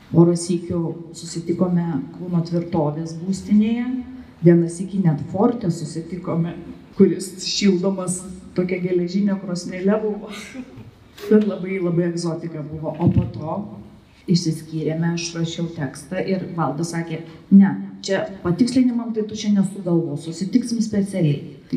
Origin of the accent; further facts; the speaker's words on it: Kaunas, Kaunas County, Lithuania; Mes abu esam kauniečiai